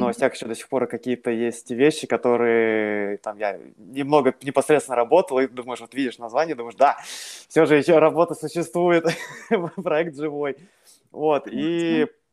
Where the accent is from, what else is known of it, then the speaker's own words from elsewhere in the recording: Siberia, Russia; moved away as an adult; also born or lived in Tomsk, Russia / Moscow, Russia; now in London, United Kingdom; я оригинали э, из Сибири, где, собственно, родился, вырос, э, закончил школу